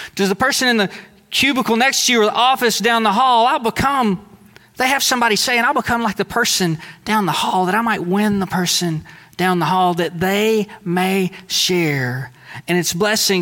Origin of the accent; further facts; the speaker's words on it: Deweyville, Texas, United States; in Deweyville, Texas, we might have welcomed the fisherman in, but we didn't welcome the tax guy in, right? Most of us didn't, that is, because most of us, we kind of thought of our mindset, our identity primarily as Southeast Texan